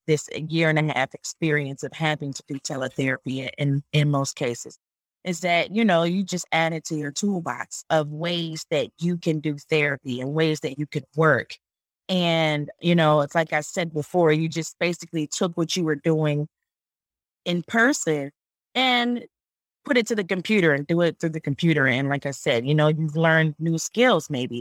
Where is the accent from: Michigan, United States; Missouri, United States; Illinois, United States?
Michigan, United States; Detroit; moved away as an adult; also born or lived in Charlotte, North Carolina; I am originally from Detroit